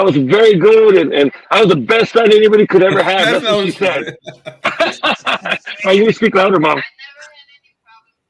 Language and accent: English; San Jose, California, United States; moved away as an adult; now in Texas, United States; I'm from San Jose, California. That's where I was born and raised. Uh-huh. When I was around 21 years old, I moved to Texas